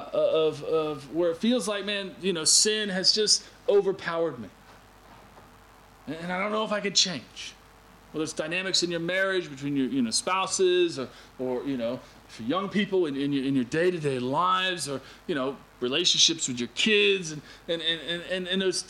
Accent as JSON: {"language": "English", "country": "United States", "tie": "born or raised there", "moved": "yes", "said": "All my years, growing up in America"}